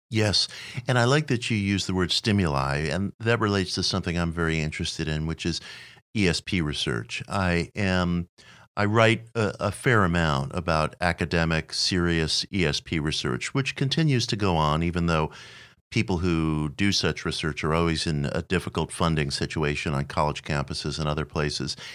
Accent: New York City, New York, United States; I was a kid growing up in Queens at age nine

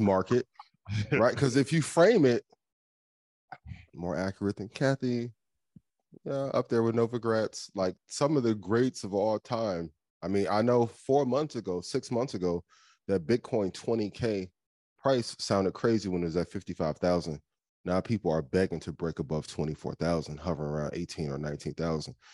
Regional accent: Indiana, United States; I'm from Indiana.

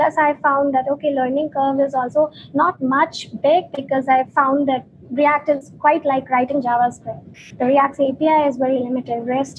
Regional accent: India; moved away as an adult; now in Berlin, Germany; So in 2018, we got an opportunity to move to Berlin, and we moved here from India.

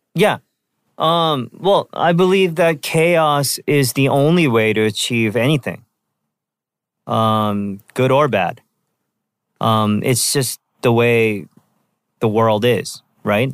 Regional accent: Vancouver, British Columbia, Canada; when I was a kid, um, growing up in Vancouver

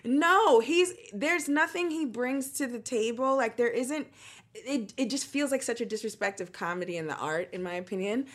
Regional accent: United States; I'm American

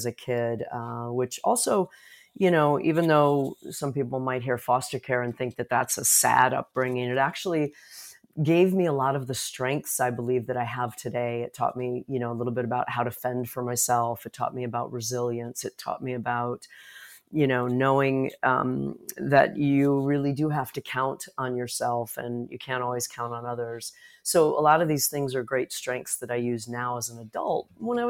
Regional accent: Chicago, Illinois, United States; born there; Well, I was born in Chicago, Illinois

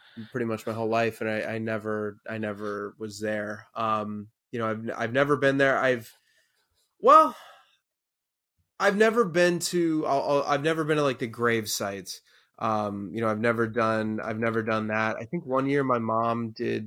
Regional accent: Northern Virginia, United States; I grew up in Northern Virginia, right outside D.C.

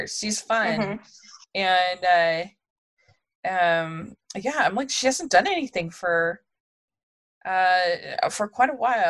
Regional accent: Frederick County, Maryland, United States; I grew up right near Fort Detrick in Frederick County in Maryland

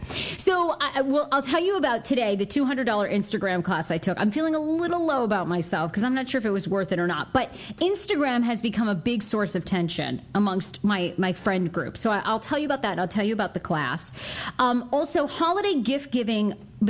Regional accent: Wiscasset, Maine, United States; I grew up in Maine, in Little Wiscasset, Maine

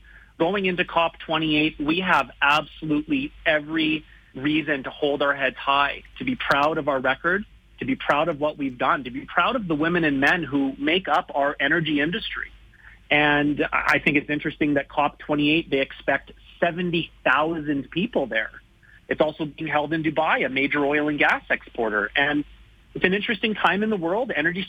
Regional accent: Canada; as a Canadian

